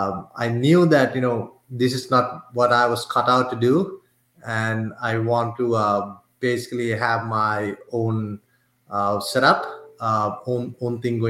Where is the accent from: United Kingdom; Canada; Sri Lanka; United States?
Sri Lanka; moved away; I'm originally from Sri Lanka, and my mom and dad both are, they work for the government in Sri Lanka